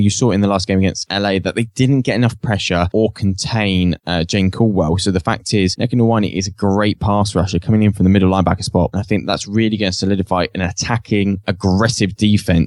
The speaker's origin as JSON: {"language": "English", "country": "United Kingdom", "said": "We're British."}